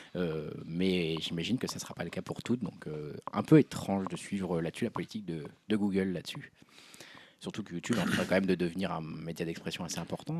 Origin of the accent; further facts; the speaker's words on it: France; nous, en tant que Français